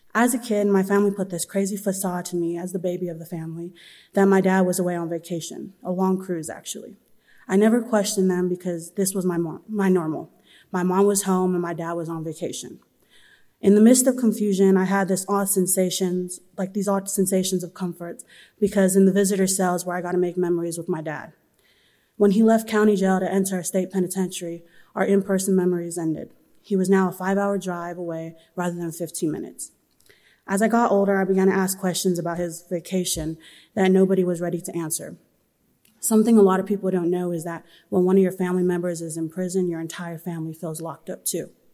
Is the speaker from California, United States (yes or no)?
yes; Southern California, United States; I'm from Southern California.